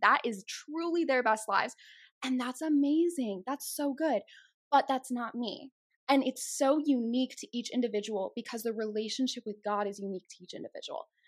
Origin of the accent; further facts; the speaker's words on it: Chicago, Illinois, United States; accent: Chicago; moved away as an adult; now in Texas, United States; I was born and raised in Chicago, so if you hear those accents start to come out a little bit, it's that Chicago